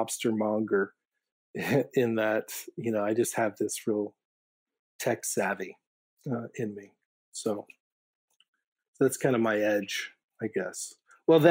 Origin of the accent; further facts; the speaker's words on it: Maine, United States; moved away as an adult; also born or lived in Chicago; I grew up here in Maine, but, left after high school and went off in college and then adventure. And I landed in Chicago